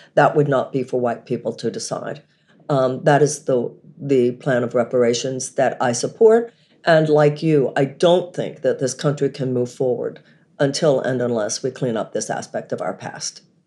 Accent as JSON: {"language": "English", "country": "United States", "said": "living as an American woman"}